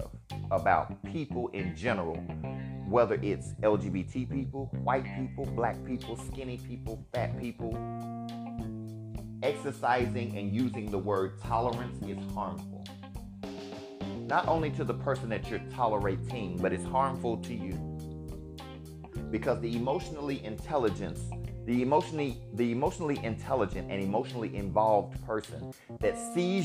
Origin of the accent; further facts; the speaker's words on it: Alabama, United States; living and growing up in Alabama